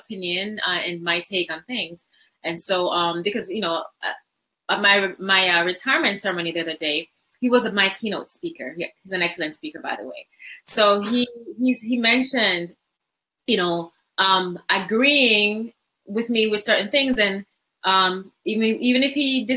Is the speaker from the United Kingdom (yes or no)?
no; Jamaica; moved away; I didn't grow up in America. So I grew up in Jamaica